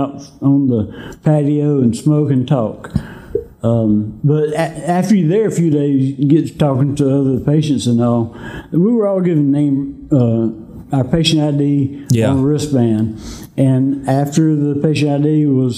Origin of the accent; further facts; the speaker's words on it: Greenville, South Carolina, United States; I'm from right around the Greenville area